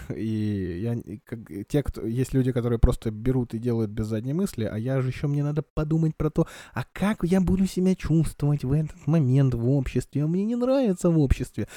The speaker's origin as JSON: {"language": "Russian", "region": "Kamchatka Krai", "country": "Russia", "tie": "born or raised there", "said": "я вырос на Камчатке, а на Камчатке достаточно жесткая вода"}